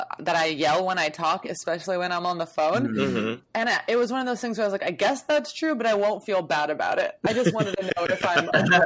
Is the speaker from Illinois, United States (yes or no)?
no; Miami, Florida, United States; moved away; I'm from Miami